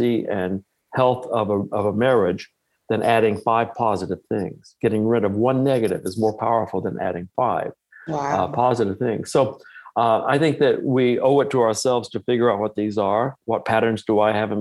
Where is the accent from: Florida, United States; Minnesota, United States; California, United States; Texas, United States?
Texas, United States; I'm from Texas